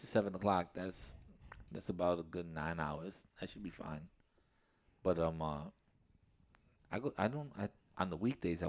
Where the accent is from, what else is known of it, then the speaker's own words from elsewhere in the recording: England, United Kingdom; I'm English. My English and my Spanish are horrible, so you better beware.